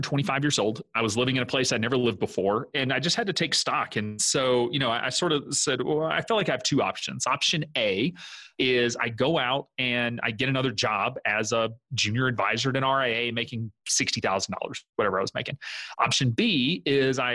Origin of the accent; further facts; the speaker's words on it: the South, United States; moved away as an adult; also born or lived in South Dakota / Wisconsin; I'm originally from the South.